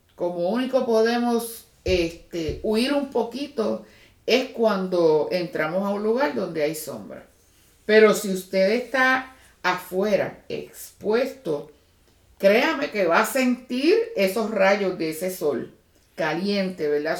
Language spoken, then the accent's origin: Spanish; Puerto Rico; moved away; los que venimos de Puerto Rico